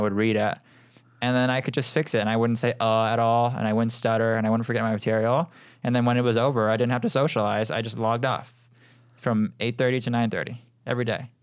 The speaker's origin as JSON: {"language": "English", "town": "Seattle", "region": "Washington", "country": "United States", "moved": "as an adult", "lives_now": "Los Angeles, United States", "said": "I am from Seattle"}